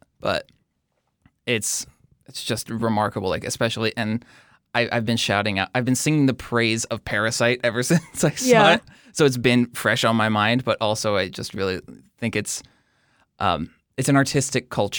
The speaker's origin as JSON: {"language": "English", "country": "Kuwait", "tie": "born there", "said": "so I was born in Kuwait, which is a tiny country in the Middle East right next to Iraq."}